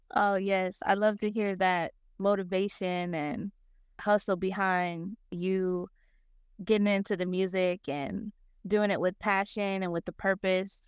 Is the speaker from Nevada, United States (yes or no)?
yes; Las Vegas, Nevada, United States; moved away as an adult; also born or lived in Denver, Colorado; now in Arkansas, United States; I was born and raised in Las Vegas. I lived there for twenty-one years